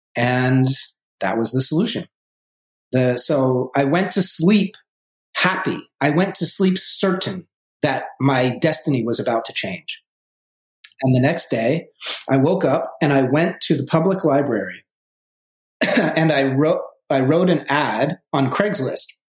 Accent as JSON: {"language": "English", "region": "Vermont", "country": "United States", "tie": "born or raised there", "also_born_or_lived": "New York City", "moved": "as an adult", "said": "I grew up originally in Vermont, in a in a small town, two thousand people uh, in Vermont"}